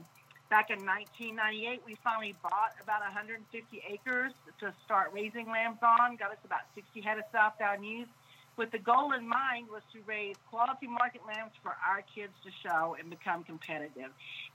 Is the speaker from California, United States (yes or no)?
no; Santa Anna, Texas, United States; Like you said, I grew up actually in Santa Ana, Texas, about 5 miles north of the mountain, out on a sheep ranch.